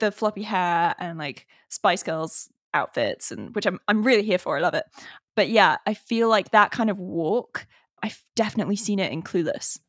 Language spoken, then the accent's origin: English; England, United Kingdom; I'm English